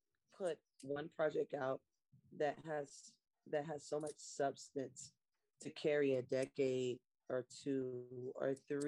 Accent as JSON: {"language": "English", "town": "Savannah", "region": "Georgia", "country": "United States", "tie": "born or raised there", "said": "yes, I'm Black, I'm urban, I love soul music, I love R&B music, but it's also because I grew up in Savannah, it was a coastal city"}